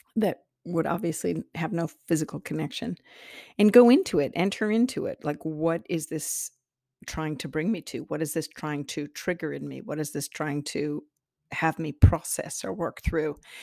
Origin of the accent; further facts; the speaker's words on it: Iowa, United States; I'm from Iowa, the Iowa soil